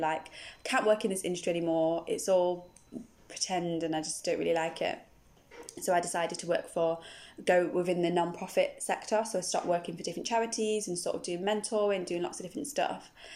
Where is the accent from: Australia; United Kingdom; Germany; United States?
United Kingdom; Nottingham, East Midlands; moved away as an adult; now in Bristol, United Kingdom; originally from Nottingham, but I live here in Bristol. I've lived in Bristol for about uh, 16 years now